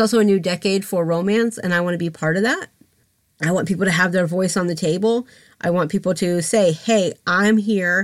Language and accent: English; Atlanta, Georgia, United States; I'm from Atlanta. I'm from Georgia.